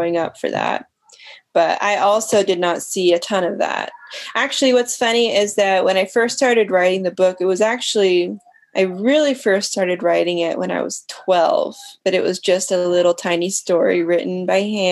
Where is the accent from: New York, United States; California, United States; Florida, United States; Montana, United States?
Montana, United States; Bozeman; I grew up in Bozeman, Montana, just outside Bozeman, Montana.